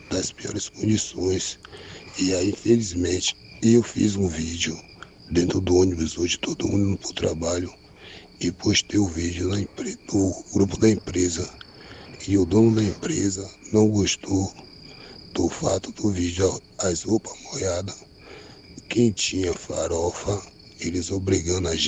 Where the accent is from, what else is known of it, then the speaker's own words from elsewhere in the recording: Bahia, Brazil; viemos trabalhar no Rio Grande do Sul, viemos da Bahia